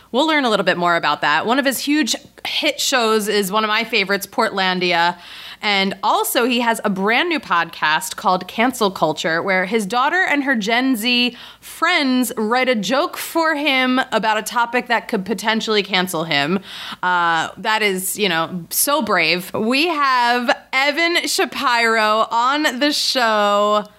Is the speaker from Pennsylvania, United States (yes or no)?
yes; Philadelphia, Pennsylvania, United States; I'm from Philadelphia.